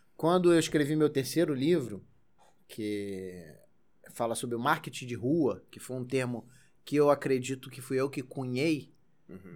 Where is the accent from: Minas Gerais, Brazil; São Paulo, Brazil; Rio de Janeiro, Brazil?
Rio de Janeiro, Brazil; Magé; eu cresci em Magé.